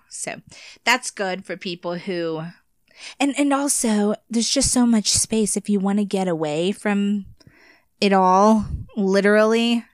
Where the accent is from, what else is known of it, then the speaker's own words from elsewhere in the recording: United States; living in America